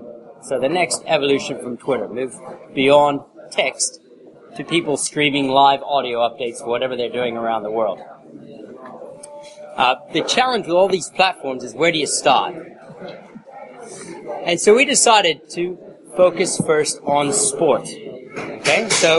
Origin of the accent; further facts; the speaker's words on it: Texas, United States; also born or lived in Sydney, Australia; I was born in the U.S. to an Aussie dad and English mum. So I spent the first part of my life in Texas, but I spent 17 years in Sy